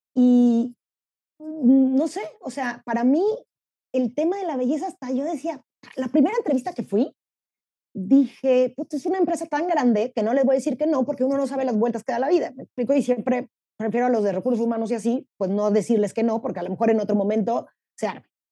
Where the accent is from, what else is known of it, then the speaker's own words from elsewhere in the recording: Mexico; soy mexicana